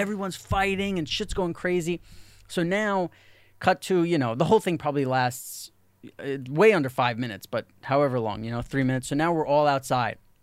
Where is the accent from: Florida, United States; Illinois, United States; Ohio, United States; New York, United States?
New York, United States; New York City; when you grow up in New York City